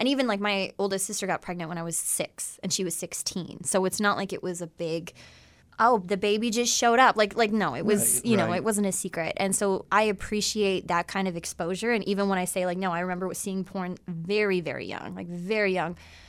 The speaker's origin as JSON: {"language": "English", "town": "Essex", "region": "Ontario", "country": "Canada", "said": "Yeah, I'm from Essex."}